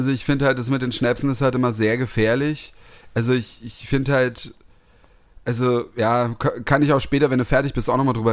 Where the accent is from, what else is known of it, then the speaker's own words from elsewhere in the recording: Northern Germany, Germany; Ja, ich komme ja aus